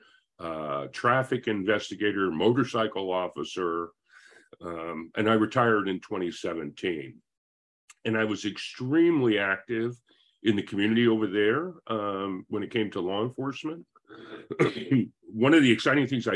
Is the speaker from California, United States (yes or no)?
yes; Pleasant Hill, California, United States; also born or lived in Concord, California / South Korea; I returned to Pleasant Hill from a stint in Southern California, and went to junior high and high school right here in Pleasant Hill